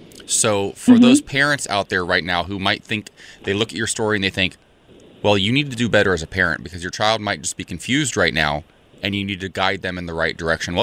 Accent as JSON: {"language": "English", "region": "Ohio", "country": "United States", "said": "I'm from Ohio, a very, very, very conservative small town, right?"}